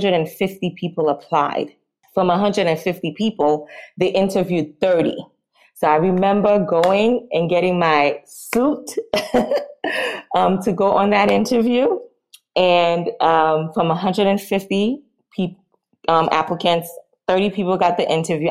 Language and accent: English; New York City, New York, United States; also born or lived in Northampton, Massachusetts; So I was in Brooklyn, Flatbush, Brooklyn